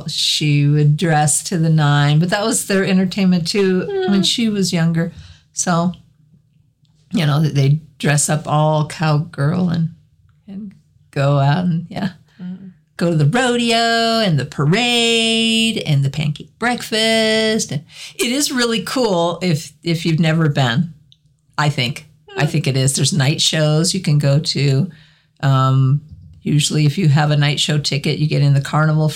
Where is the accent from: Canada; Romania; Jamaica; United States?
United States; Cheyenne, Wyoming; I grew up in Cheyenne, so we had Frontier Days every year.